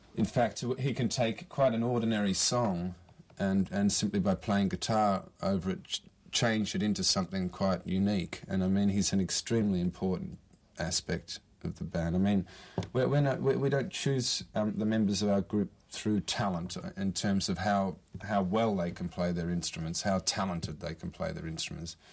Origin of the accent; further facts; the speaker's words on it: Australia; moved away as an adult; now in Brazil; I'm Australian.